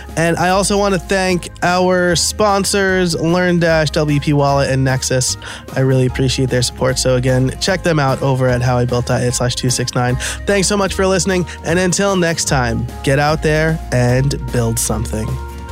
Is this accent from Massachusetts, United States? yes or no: no; New York, United States; born and raised in New York.